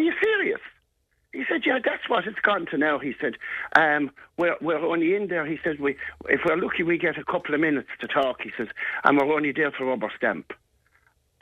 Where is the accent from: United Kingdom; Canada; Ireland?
Ireland; Cashel, Munster; growing up in Cashel